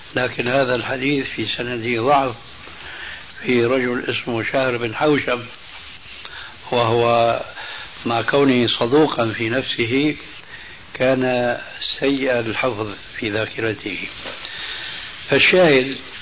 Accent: Damascus, Damascus Governorate, Syria; أنا ربيت في دمشق

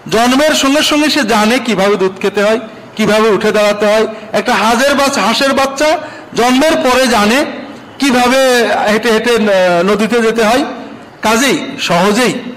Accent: Bangladesh; আমরা বাংলাদেশের মানুষেরও

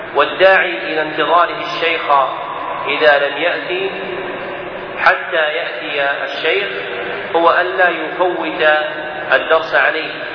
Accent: Najd, Saudi Arabia; عندنا في نجد

